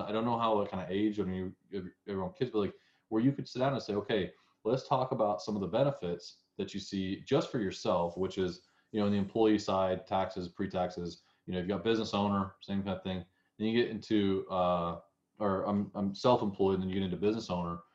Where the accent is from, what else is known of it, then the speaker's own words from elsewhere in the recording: the South, United States; accent: southern; my southern accent